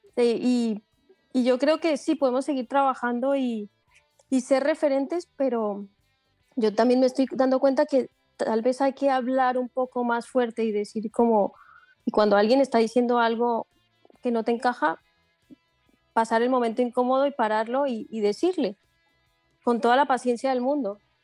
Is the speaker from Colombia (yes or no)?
yes; Colombia; now in Barcelona, Spain; Yo también vengo, vengo, de Colombia, yo, o sea, yo vengo de Colombia que es una sociedad bastante machista